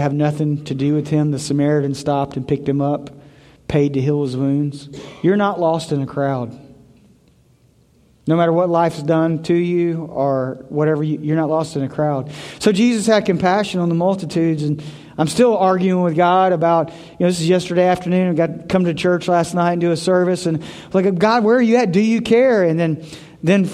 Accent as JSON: {"language": "English", "town": "Memphis", "region": "Tennessee", "country": "United States", "tie": "born or raised there", "moved": "yes", "said": "I grew up in Memphis. Really, really rough part of Memphis"}